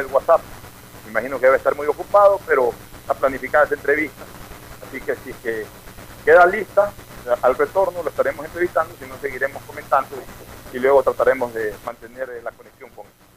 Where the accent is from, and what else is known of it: Ecuador